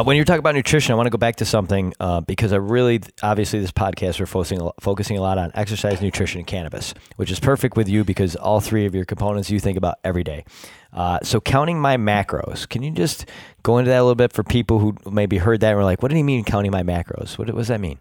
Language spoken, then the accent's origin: English; Rochester, New York, United States; born or raised there